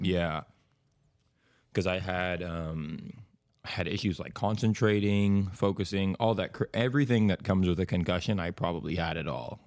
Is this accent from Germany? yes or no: no; Bahamas; moved away as an adult; also born or lived in Tulsa, Oklahoma, United States; now in Oklahoma, United States; I'm from the Bahamas